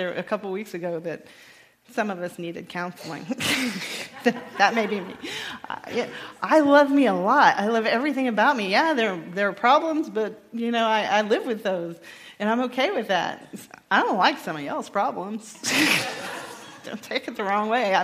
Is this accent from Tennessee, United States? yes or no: no; Texas, United States; I'm from Texas